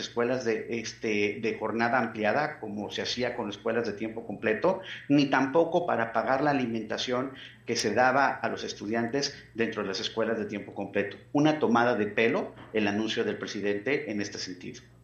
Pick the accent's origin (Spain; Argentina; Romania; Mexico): Mexico; como mexicanas, como mexicanos